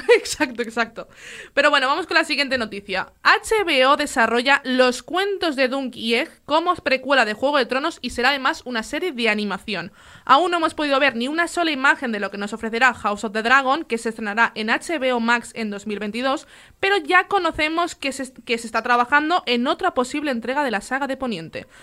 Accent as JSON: {"language": "Spanish", "town": "Gavà", "region": "Catalonia", "country": "Spain", "tie": "born or raised there", "said": "que aparte es paisana, es de mi pueblo, de Gabá"}